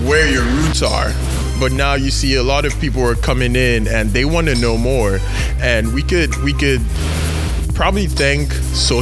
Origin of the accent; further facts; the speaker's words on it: Nigeria; moved away as an adult; now in United States; one being a Nigerian who grew up in Nigeria and moved here for college about 8 years ago